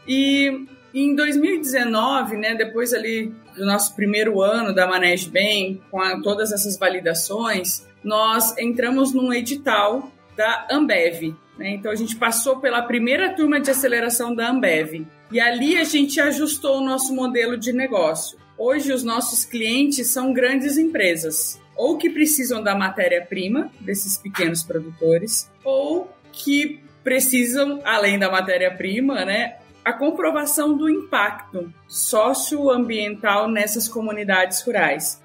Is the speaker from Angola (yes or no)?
no; Assis Chateaubriand, Paraná, Brazil; now in Florianópolis, Brazil; Assis Chateaubriand não é fácil de ser soletrado. É a minha cidade natal